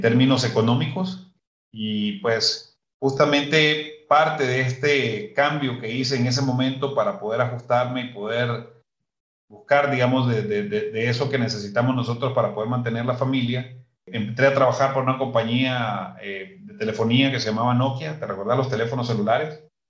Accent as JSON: {"language": "Spanish", "town": "Muy Muy", "region": "Matagalpa", "country": "Nicaragua", "tie": "born or raised there", "moved": "as an adult", "lives_now": "Guatemala", "said": "soy originario del norte de, de, Matagalpa, un pueblo que se llama Muy Muy"}